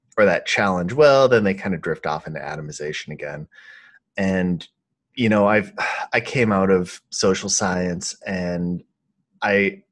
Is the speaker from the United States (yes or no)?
yes; Grand Forks, North Dakota, United States; also born or lived in Minnesota; I grew up in Minnesota, which back in the day, in Minnesota and North Dakota, which I think were pretty high trust, especially the town I grew up in was Grand Forks